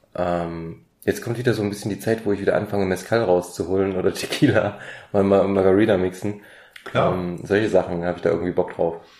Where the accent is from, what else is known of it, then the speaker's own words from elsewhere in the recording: Germany; bei uns in Deutschland